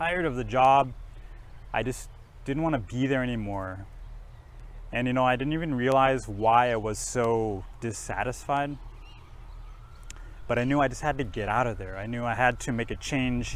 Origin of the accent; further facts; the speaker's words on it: Minneapolis, Minnesota, United States; first language English; moved away as an adult; also born or lived in Japan; I grew up in Minnesota in the United States, and I grew up speaking English as my first language